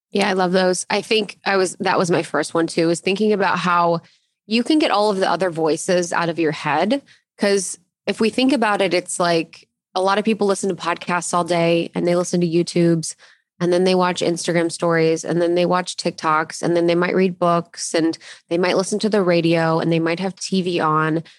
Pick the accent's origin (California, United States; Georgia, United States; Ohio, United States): Ohio, United States; I grew up in Ohio and I went to college in Ohio